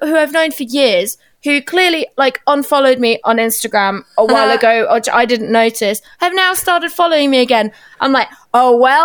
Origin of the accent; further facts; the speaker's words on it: Germany; now in United Kingdom; I'm half Portuguese, half Turkish, and that like I grew up in Germany